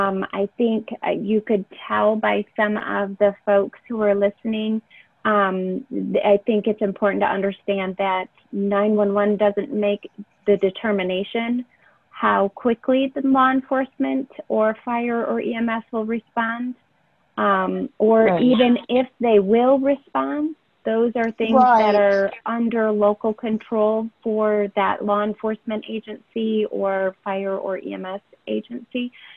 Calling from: Michigan, United States; No, I'm actually in Michigan. I am a remote employee for NENA.

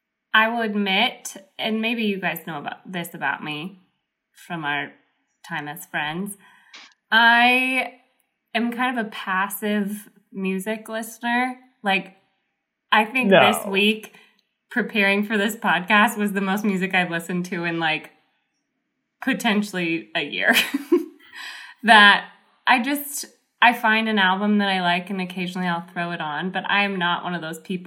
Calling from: Spokane, Washington, United States; I'm live from Spokane, Washington.

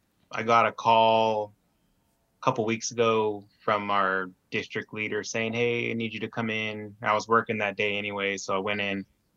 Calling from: Roseburg, Oregon, United States; Oregon. Roseburg

